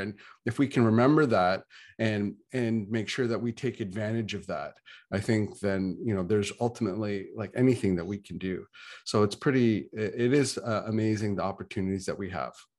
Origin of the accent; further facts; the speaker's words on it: Ontario, Canada; I'm from Canada, I'm from Ontario